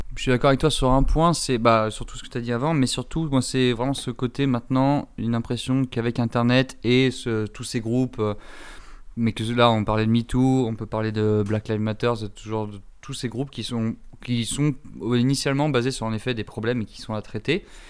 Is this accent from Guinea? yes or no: no; France; en tant que Français euh, blanc